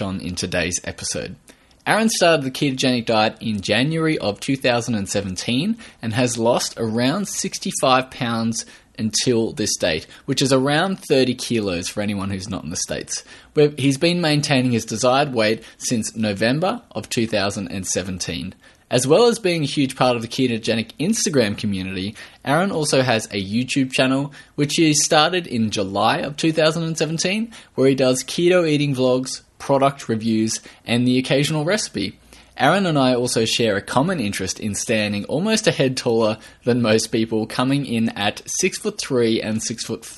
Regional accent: Australia

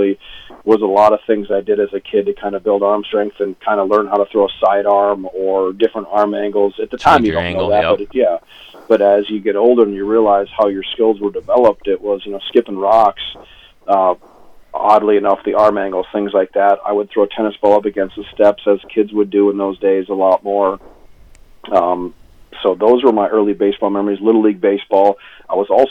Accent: Fargo, North Dakota, United States; also born or lived in Moorhead, Minnesota; officially I was born in Moorhead, but I kind of claim Fargo because I grew up in Fargo

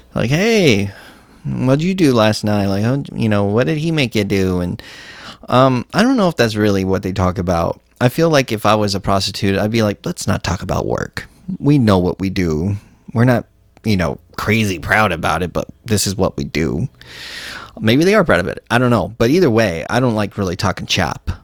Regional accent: Texas, United States; I'm from Texas

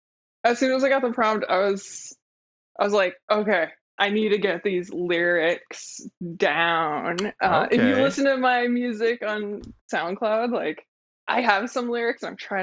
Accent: Arlington, Virginia, United States; I grew up going to the 4th of July fireworks with my family. I'm from Arlington, Virginia, like right across the Potomac.

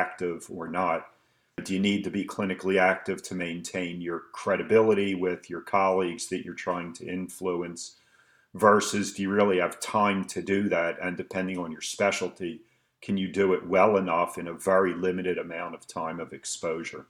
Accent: Philadelphia, Pennsylvania, United States; moved away as an adult; now in Allentown, United States; born and raised in Philadelphia and educated in Philadelphia.

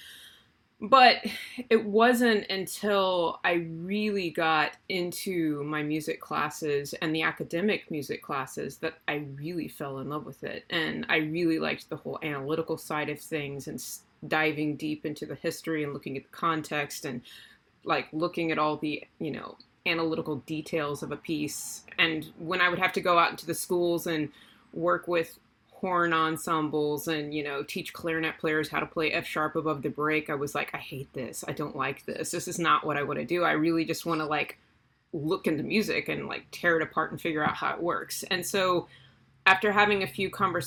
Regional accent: South Texas, United States; also born or lived in Illinois; now in Brownsville, United States; I grew up in South Texas on a peanut farm.

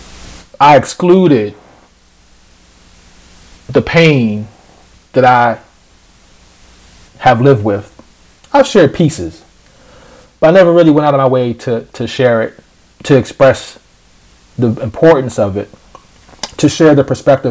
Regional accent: United States; I am grateful as an American, as a black American

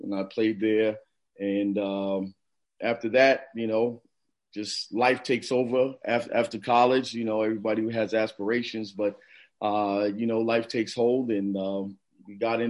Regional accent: Newburgh, New York, United States; moved away as an adult; also born or lived in Prince George's County, Maryland; I grew up in Newburgh, New York. Okay. Which is probably about 45 minutes outside of Manhattan.

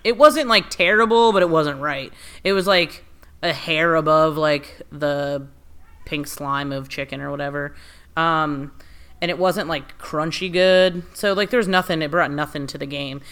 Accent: United States; I was raised in America.

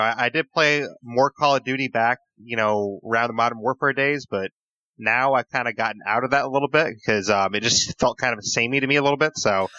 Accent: Plattsburgh, New York, United States; born or raised there

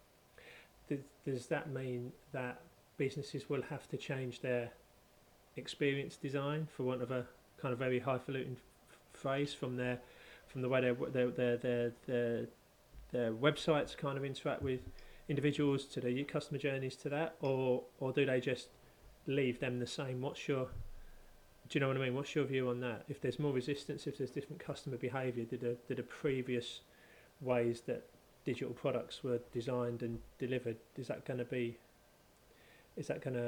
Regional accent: London, United Kingdom; having grown up where I grew up in North London

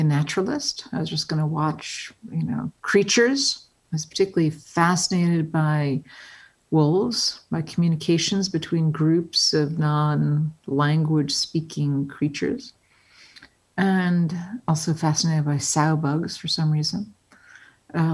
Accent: Englewood, New Jersey, United States; I grew up in Englewood, New Jersey.

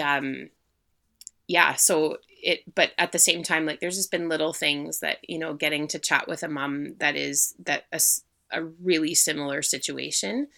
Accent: Manitoba, Canada; moved away; I'm actually originally from Manitoba

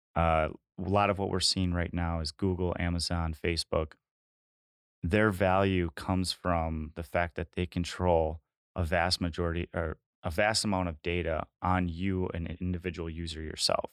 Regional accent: Green Bay, Wisconsin, United States; I'm locally from the Green Bay area. I went to high school just outside of Green Bay

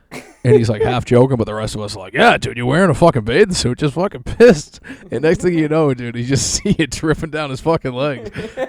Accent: Philadelphia, Pennsylvania, United States; Yeah, I was actually born and raised in West Philadelphia.

